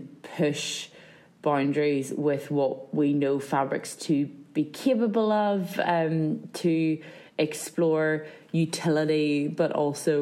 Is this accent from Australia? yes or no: no; County Down, Northern Ireland, United Kingdom; I am from County Down, South Down, that general region of Northern Ireland